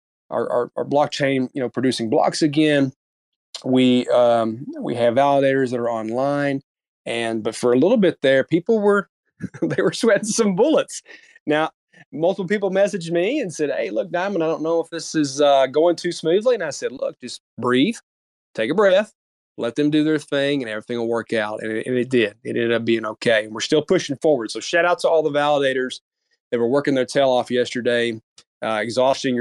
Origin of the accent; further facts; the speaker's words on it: United States; as an American